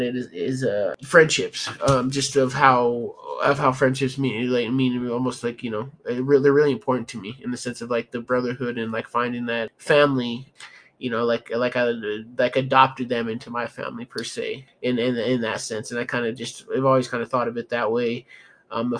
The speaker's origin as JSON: {"language": "English", "town": "Denver", "region": "Colorado", "country": "United States", "said": "I'm from Denver, Colorado"}